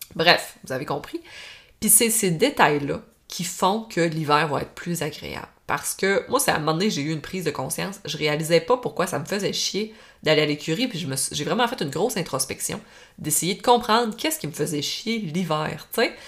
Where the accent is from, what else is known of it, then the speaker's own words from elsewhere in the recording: Normandin, Quebec, Canada; je viens du lac Saint-Jean, je viens euh, proche de Normandie